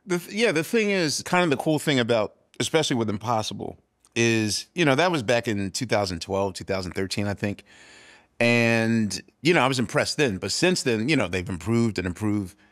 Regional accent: Philadelphia, Pennsylvania, United States; I'm from West Philadelphia

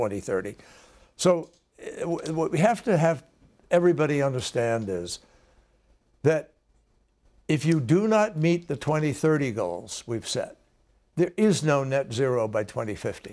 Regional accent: Massachusetts, United States; we have one in Massachusetts, my home state

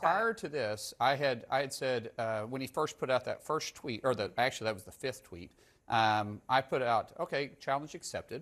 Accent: Oklahoma, United States; I'm a guy from Oklahoma first

